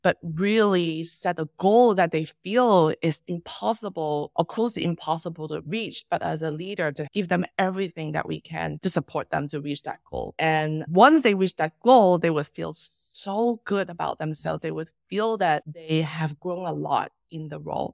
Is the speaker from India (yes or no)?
no; Macau; moved away; also born or lived in Hong Kong; I'm originally from Macau.